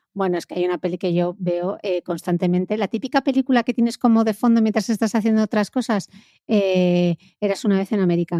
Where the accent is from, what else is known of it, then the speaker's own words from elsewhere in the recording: Gijón, Asturias, Spain; yo he pasado mi infancia en Mareo, que era donde entrenaban eh, todas las categorías del Sporting